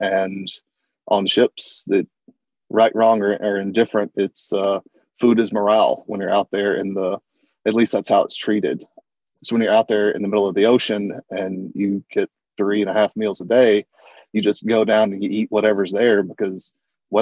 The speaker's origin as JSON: {"language": "English", "region": "the South", "country": "United States", "tie": "born or raised there", "said": "I grew up in the South"}